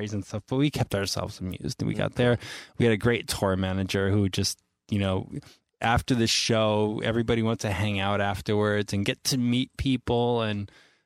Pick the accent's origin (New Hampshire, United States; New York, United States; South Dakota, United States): New York, United States; also born or lived in Florida; I was born in New York, moved to Florida. Excuse me. Moved back to New York when I was about 10